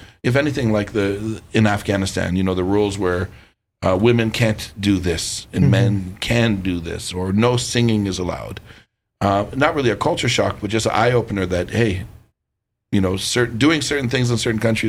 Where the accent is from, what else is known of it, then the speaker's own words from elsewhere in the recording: Toronto, Ontario, Canada; coming from Toronto, I was born and raised in downtown Toronto.